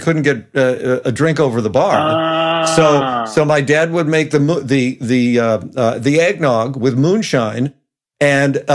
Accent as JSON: {"language": "English", "region": "West Virginia", "country": "United States", "tie": "born or raised there", "said": "I grew up in West Virginia"}